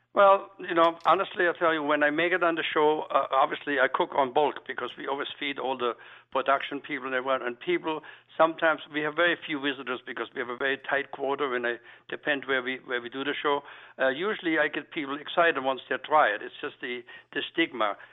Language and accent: English; Black Forest, Baden-Württemberg, Germany; now in Philadelphia, United States; Being that I'm a European chef and being that I'm from the Black Forest region